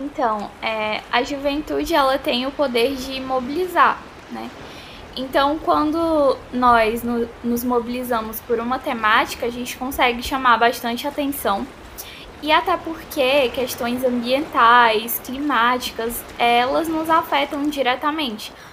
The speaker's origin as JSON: {"language": "Portuguese", "region": "Ceará", "country": "Brazil", "said": "sou aqui do Ceará"}